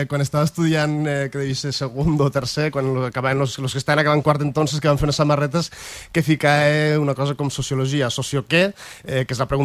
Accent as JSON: {"language": "Catalan", "town": "Peñarroya de Tastavins", "region": "Aragon", "country": "Spain", "said": "De Penyarroja de Tastavins"}